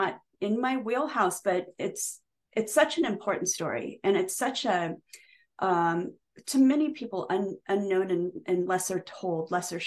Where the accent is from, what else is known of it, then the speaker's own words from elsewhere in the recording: Nebraska, United States; I grew up in Nebraska from the age of 7